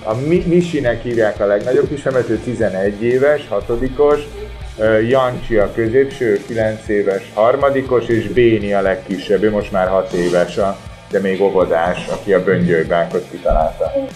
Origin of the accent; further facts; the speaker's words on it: Budapest, Hungary; én Budapesten nevelkedtem